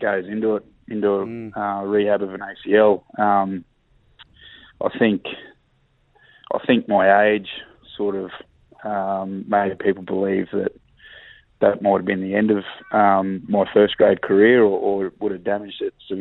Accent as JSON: {"language": "English", "town": "Emerald", "region": "Queensland", "country": "Australia", "tie": "born or raised there", "also_born_or_lived": "Mackay", "said": "I grew up in Emerald as a kid"}